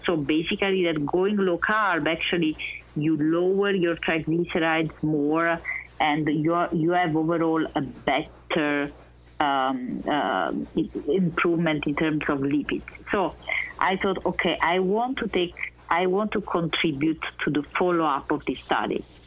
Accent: Naples, Campania, Italy; moved away as an adult; also born or lived in Vienna, Austria; I was born in Naples, Italy

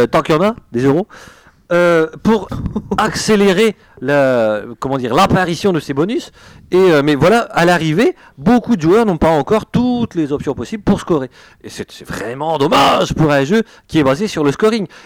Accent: Brussels, Brussels-Capital Region, Belgium; Parce qu'en fait, je prends l'accent français. Je suis belge d'origine. Hein. Ça, j'espère que ça se sent. belge bruxellois, s'il vous plaît.

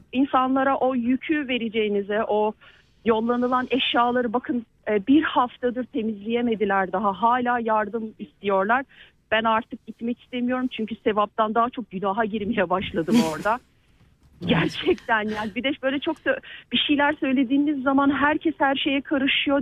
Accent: Turkey; moved away; Türkiye'min memleketimin, canım memleketimin

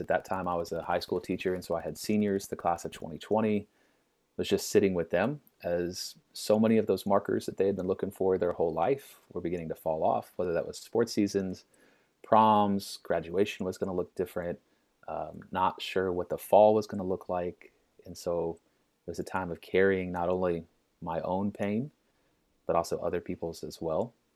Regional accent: Little Rock, Arkansas, United States; I grew up in Little Rock

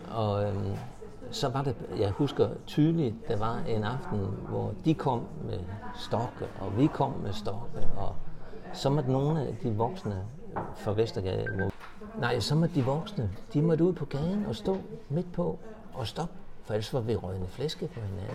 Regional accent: Horsens, Central Denmark Region, Denmark; born or raised there; moved away as an adult; also born or lived in Valby, Copenhagen; now in Copenhagen, Denmark

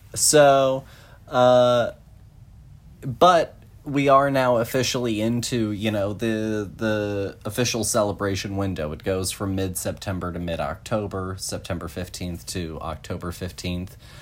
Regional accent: Texas, United States; growing up in Texas

